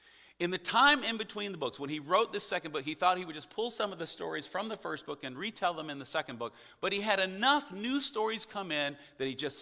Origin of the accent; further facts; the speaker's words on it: the Bible Belt, United States; I grew up in the Bible Belt, the buckle of the Bible Belt